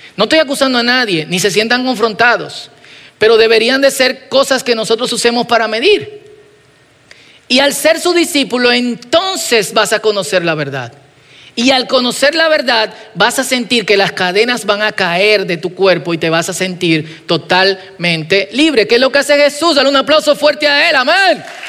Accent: Dominican Republic

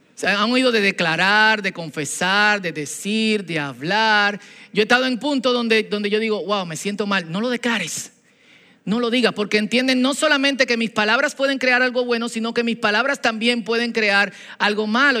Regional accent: Dominican Republic; Antes de dominicanos somos cristianos

